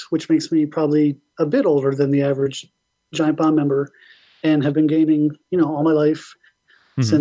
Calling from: Rochester, New York, United States; from Rochester, New York

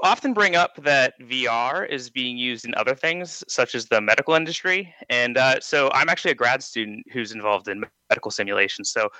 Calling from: Johnstown, Pennsylvania, United States; from Johnstown, Pennsylvania.

